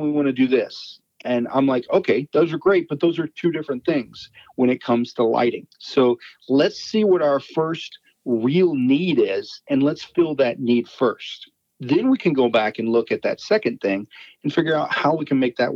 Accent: Texas, United States; I'm from Texas

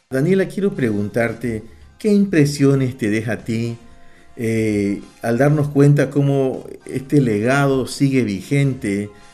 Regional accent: Ecuador; como ecuatoriano

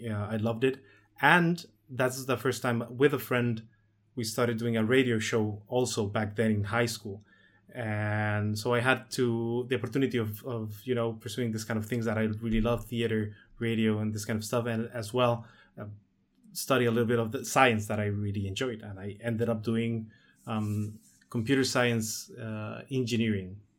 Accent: La Paz, Baja California Sur, Mexico; born or raised there; also born or lived in Mexico City

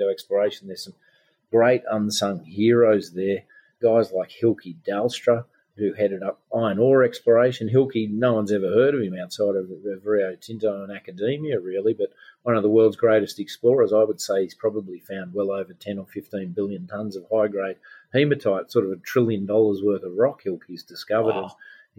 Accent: Glen Innes, New South Wales, Australia; my hometown of Glen Innes in northern New South Wales

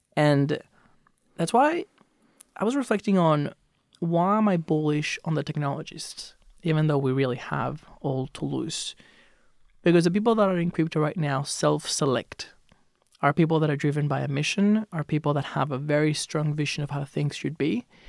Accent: Venezuela; now in Australia; I grew up in Venezuela. I moved to Australia in two thousand and eight.

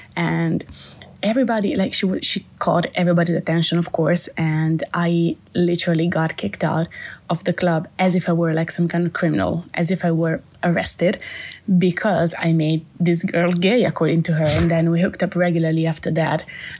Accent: Italy; English is a second language

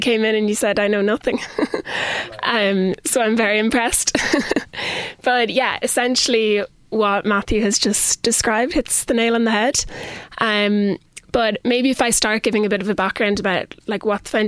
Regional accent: Kilkenny, Leinster, Ireland; also born or lived in Dublin; I'm originally from Kilkenny and went to school in Canises and Loretto here.

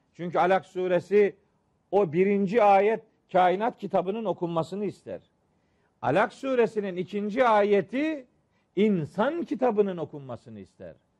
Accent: Trabzon, Turkey

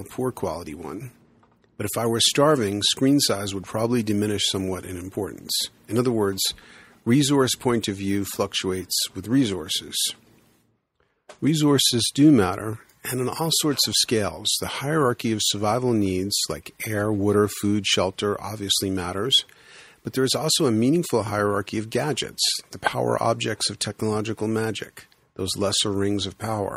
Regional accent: New York City, New York, United States; now in Boulder, United States; When I grew up in the Bronx, back in the day, there were the kids on my block

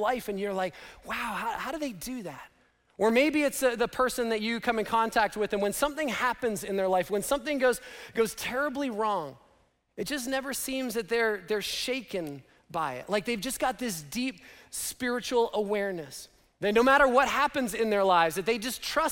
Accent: Canada; moved away; Laura and I grew up in Canada

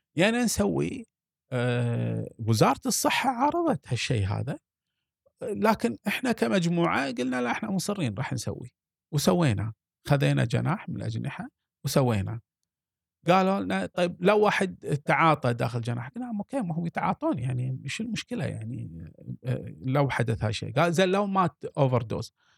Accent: Kuwait; عندنا في الكويت

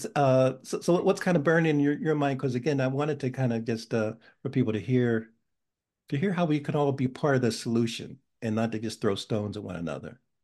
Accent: Pittsburgh, Pennsylvania, United States; now in New Haven, United States; I was born in Pittsburgh and and I uh, came here in 1971, so I'm still so somewhat of a transplant

